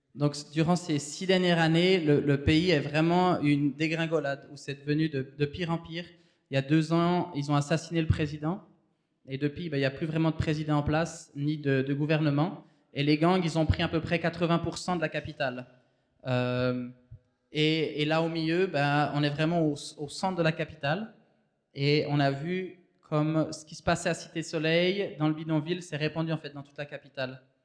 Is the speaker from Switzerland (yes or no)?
yes; Switzerland; moved away as an adult; also born or lived in Haiti; on vient de la Suisse